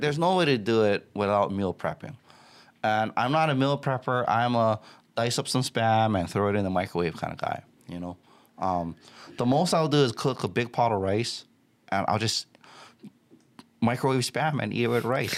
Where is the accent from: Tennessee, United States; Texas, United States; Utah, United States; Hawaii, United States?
Hawaii, United States; Waianae; I grew up in a tough town. I grew up in Waianae.